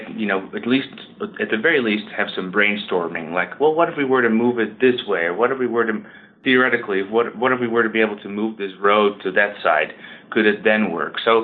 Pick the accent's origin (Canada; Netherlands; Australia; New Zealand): Netherlands; moved away as an adult; now in Georgia, United States; I grew up in the Netherlands